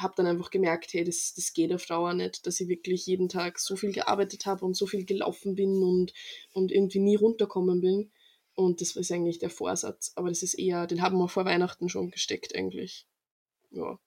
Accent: Freistadt, Upper Austria, Austria; weil wir haben so einen Verein bei uns in Freistadt

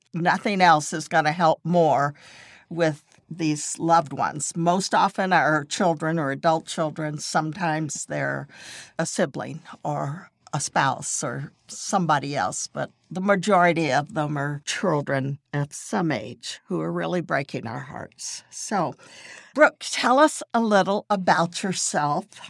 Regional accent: Texas, United States; also born or lived in California; now in Florida, United States; I grew up in Texas, and I've been in Florida for more than thirty years now

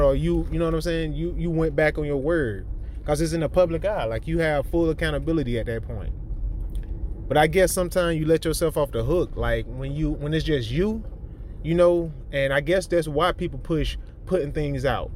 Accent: the South, United States; I'm from the South

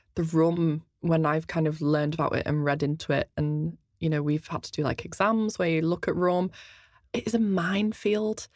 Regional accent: outside Liverpool, North West England, United Kingdom; accent: quite a strange accent; I grew up half an hour outside of Liverpool and then moved into the city centre for about ten years

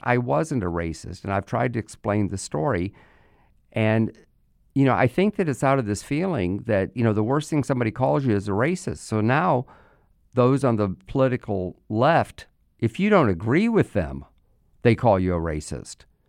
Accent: United States; our country

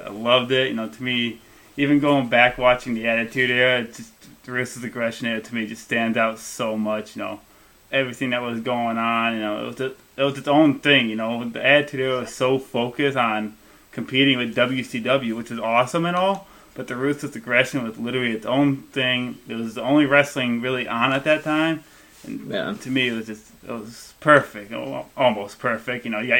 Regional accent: Illinois, United States; I'm from Illinois, not too far from Chicago.

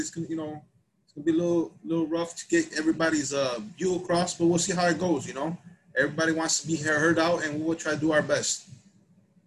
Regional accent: Chicago, Illinois, United States; we're from Pilsen

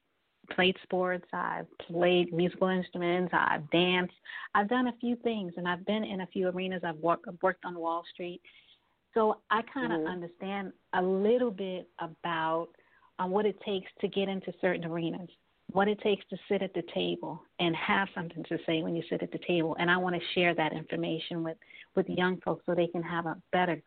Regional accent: New York City, New York, United States; I'm a native of New York, and I grew up in Brooklyn, born and raised in Brooklyn

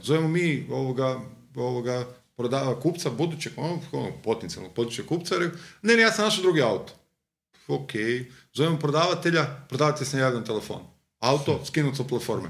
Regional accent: Zagreb, City of Zagreb, Croatia; Ja sam iz Novog Zagreba odrastao

